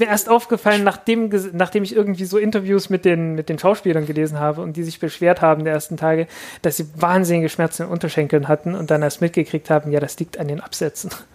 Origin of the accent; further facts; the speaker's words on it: Zeitz, Saxony-Anhalt, Germany; im Kloster Posa bei Zeitz, meiner Heimatstadt.